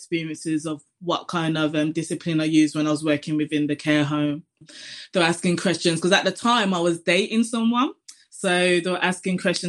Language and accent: English; Birmingham, West Midlands, United Kingdom; from Birmingham.